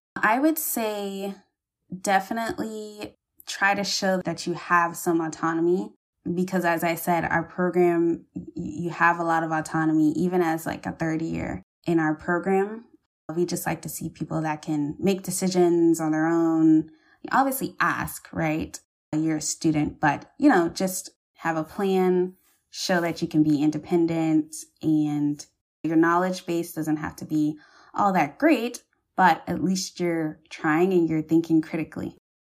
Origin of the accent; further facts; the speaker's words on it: Charleston, South Carolina, United States; I'm from Charleston